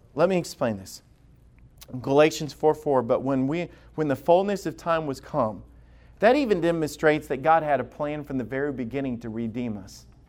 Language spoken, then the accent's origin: English; the South, United States; I grew up in the South